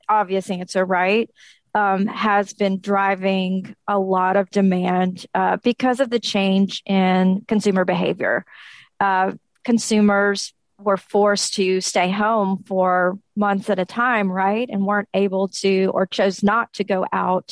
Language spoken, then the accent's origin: English; Nashville, Tennessee, United States; also born or lived in Memphis, Tennessee; I'm based out of Nashville, Tennessee, born and raised in Nashville